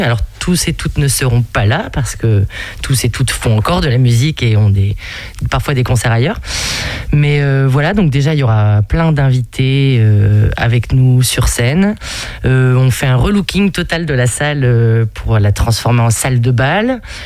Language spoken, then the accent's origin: French; the Nord, Hauts-de-France, France; on vient du Nord toutes les deux